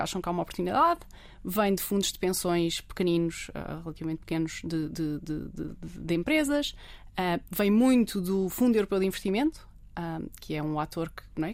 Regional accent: Portugal; somos portugueses, pá, não estudamos no

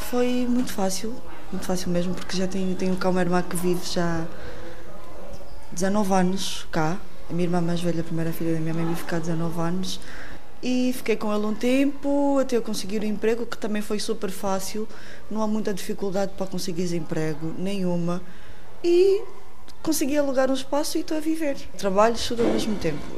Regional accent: Luanda, Luanda Province, Angola; moved away as an adult; now in Lisbon, Portugal; Ah, nasci em Luanda, Angola.

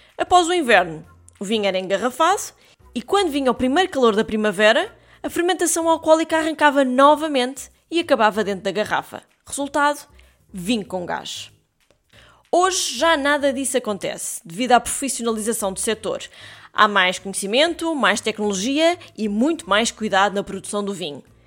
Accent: Portugal

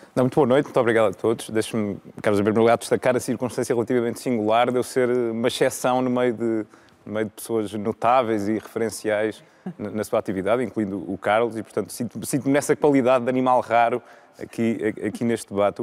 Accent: Viseu, Centro, Portugal; now in Lisbon, Portugal; eu sou de Viseu, em, em, Viseu tinha já uma oferta cultural rica

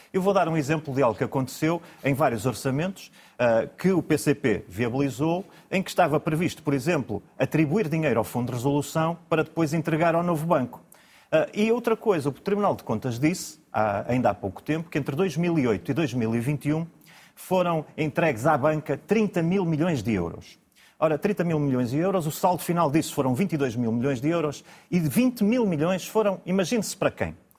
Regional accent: Braga, Norte, Portugal; Eu sou de Braga, concorro aliás pelo Círculo de Braga

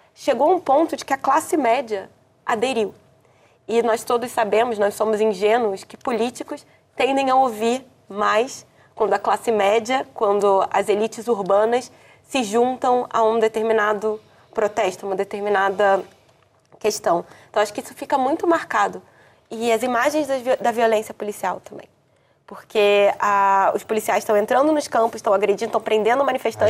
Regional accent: Brazil; como brasileiro

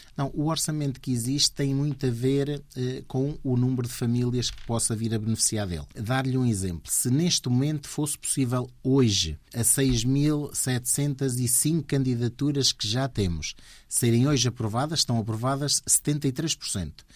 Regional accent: Portugal; also born or lived in New York, United States; nasci lá, em, em New York, e, e vim, portanto, com 9 anos para Portugal de onde eh, fiquei cá

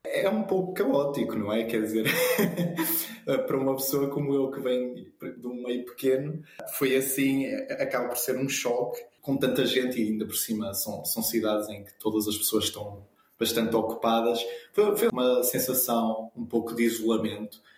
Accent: Azores, Portugal; do arquipélago dos Açores, em homenagem à minha terra natal

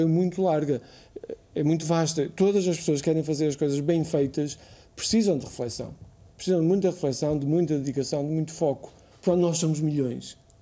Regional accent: Póvoa de Varzim, Norte, Portugal; moved away as an adult; also born or lived in Lisbon; eu nasci em, na Pova, a Ergivai, na Pova de Varzim, e estudei eh, na primária em Argivai, na escola, na, no liceu, na escola secundária eh, essa de Queiroz

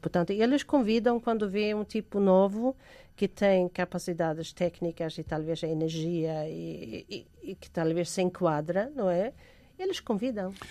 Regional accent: Sweden; now in Portugal; eu sou sueca de origem

